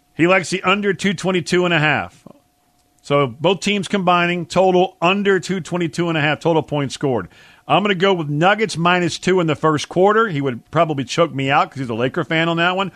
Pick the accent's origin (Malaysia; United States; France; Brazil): United States; Louisiana; my mom raised us to be New Orleans Saints fans growing up in Louisiana